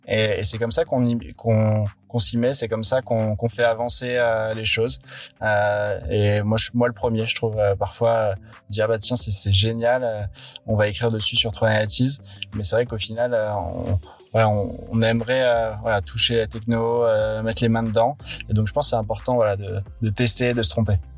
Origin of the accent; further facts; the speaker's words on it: Paris, Île-de-France, France; also born or lived in London; moi je suis parisien de souche